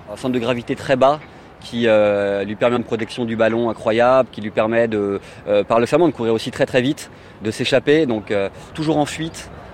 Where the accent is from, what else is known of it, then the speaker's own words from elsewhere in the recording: Río de la Plata, Argentina; moved away; je viens de l'Argentine, du Rio de la Plata, comme on dit